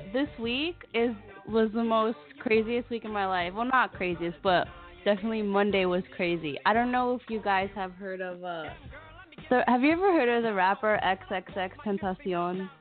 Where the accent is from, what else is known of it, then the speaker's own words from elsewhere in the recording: Broward County, Florida, United States; I'm from Broward County